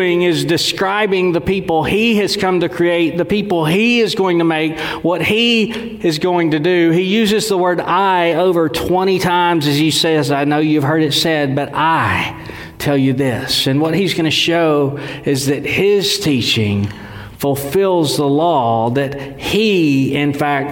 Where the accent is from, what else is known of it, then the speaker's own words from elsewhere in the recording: Texas, United States; I'm from Dewayville, Texas, so a lot of what I say sounds simple. I know my accent